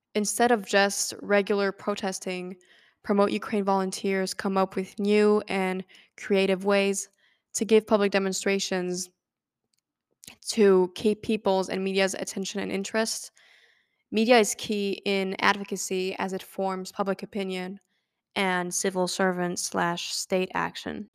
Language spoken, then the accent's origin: English; France; moved away as an adult; now in Canada; I'm from France, and I'm an undergraduate student at McGill University in Canada